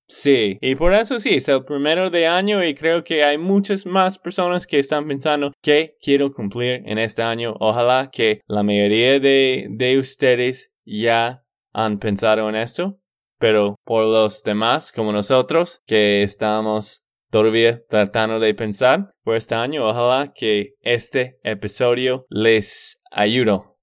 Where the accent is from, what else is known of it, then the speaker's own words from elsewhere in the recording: Texas, United States; de Texas, Estados Unidos.